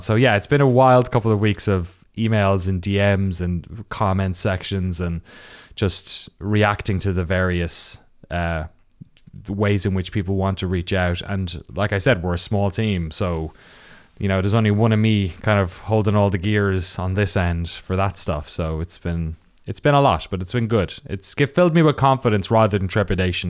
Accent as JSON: {"language": "English", "town": "Waterford", "region": "Munster", "country": "Ireland", "tie": "born or raised there", "also_born_or_lived": "Cork", "moved": "as an adult", "lives_now": "United States", "said": "I'm from the southeast of Ireland, a little town called Waterford"}